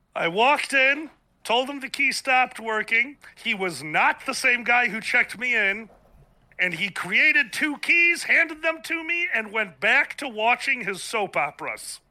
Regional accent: Chicago, Illinois, United States; down on the south side of Chicago, born and raised. I'm still here.

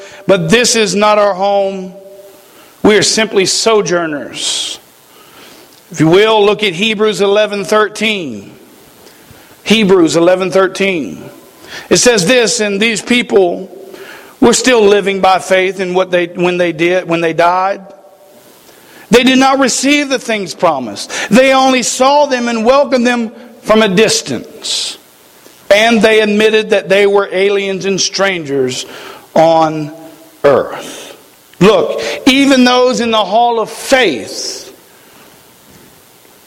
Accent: United States; we as the American people

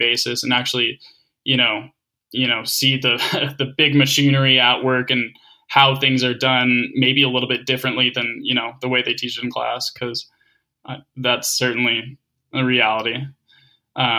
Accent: Calgary, Alberta, Canada; moved away; growing up in Calgary

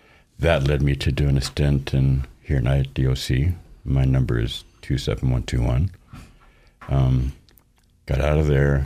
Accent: Boise, Idaho, United States; born there; I was born here in Boise, so I'm technically a native

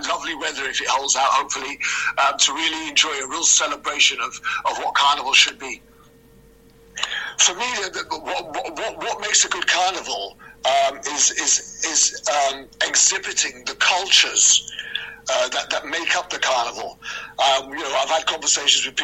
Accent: London, United Kingdom; now in Cardiff, United Kingdom; I'm originally from London

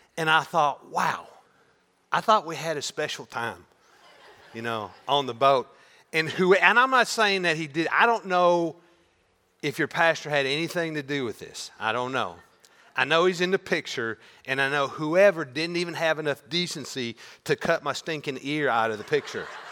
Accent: Maryville, United States; a high school football game in the fall in my hometown.

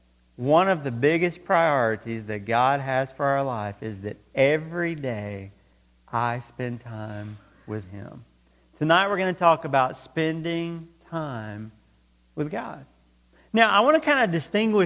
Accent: close to Atlanta, Georgia, United States; When I was growing up, I grew up close to Atlanta, Georgia.

